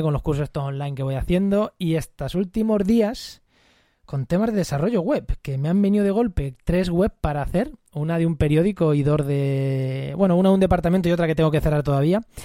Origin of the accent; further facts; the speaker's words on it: Munera, Castilla-La Mancha, Spain; mi pueblo, en Munera